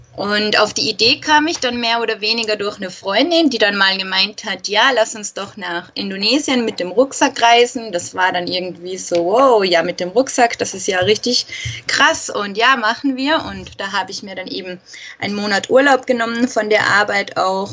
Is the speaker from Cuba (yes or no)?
no; Austria; Ich komme aus Österreich